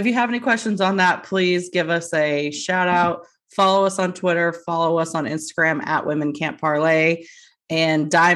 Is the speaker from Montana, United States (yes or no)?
no; North Texas, United States; we are from the North Texas area